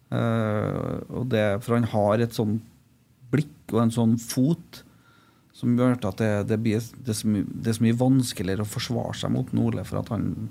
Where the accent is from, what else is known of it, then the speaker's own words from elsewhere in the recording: Trondheim, Trøndelag, Norway; also born or lived in Malvik; jeg er fra Trondheim